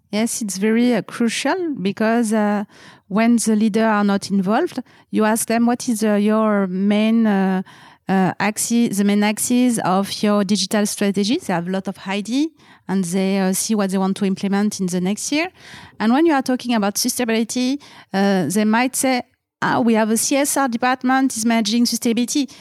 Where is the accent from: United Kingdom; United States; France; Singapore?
France